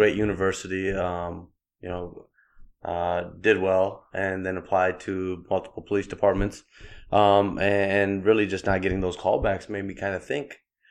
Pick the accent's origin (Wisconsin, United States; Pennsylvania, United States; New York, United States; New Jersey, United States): Wisconsin, United States; Milwaukee; also born or lived in Patiala, Punjab, India; I'm from Milwaukee, but where I was policing was the inner city of Milwaukee